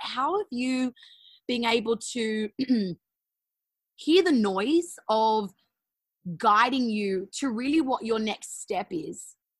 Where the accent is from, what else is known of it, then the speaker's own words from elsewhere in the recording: Australia; I'm an Aussie